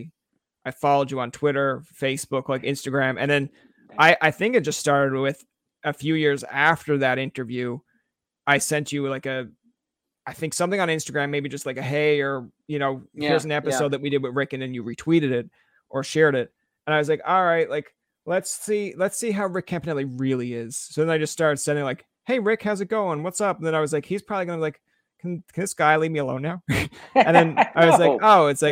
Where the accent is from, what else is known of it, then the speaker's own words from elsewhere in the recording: Newfoundland and Labrador, Canada; I'm a Newfoundlander born and raised